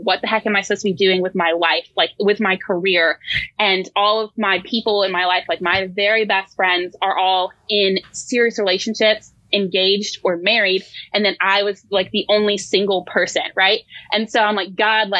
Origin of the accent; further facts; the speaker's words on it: Cullowhee, North Carolina, United States; I'm actually from Cullowhee. So that is where I'm from. That's where I grew up.